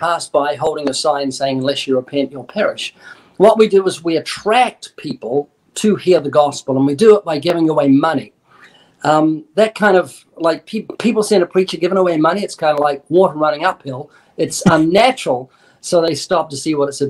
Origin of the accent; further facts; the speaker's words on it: New Zealand; I'm New Zealander